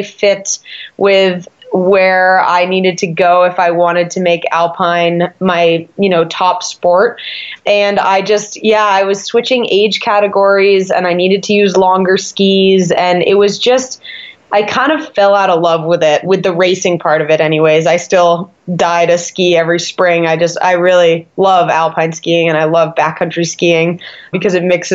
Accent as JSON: {"language": "English", "town": "East Montpelier", "region": "Vermont", "country": "United States", "tie": "born or raised there", "also_born_or_lived": "Burke, Vermont", "moved": "as an adult", "lives_now": "Park City, United States", "said": "I grew up in Vermont"}